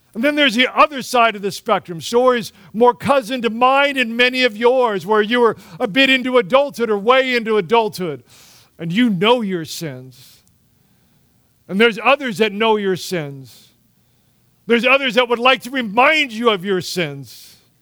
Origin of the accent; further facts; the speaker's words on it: United States; we approach life as Americans